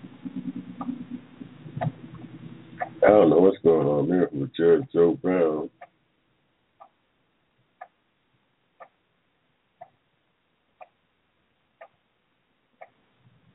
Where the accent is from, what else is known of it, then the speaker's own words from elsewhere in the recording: Georgia, United States; also born or lived in Barberton, Ohio; I was born here in Georgia in 1945 in the middle of a cotton field